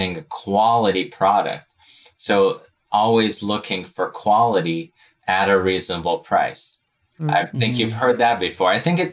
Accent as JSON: {"language": "English", "town": "Novosibirsk", "region": "Novosibirsk Oblast", "country": "Russia", "tie": "born or raised there", "moved": "yes", "lives_now": "United States", "said": "I was born and raised in Novosibirsk, Russia."}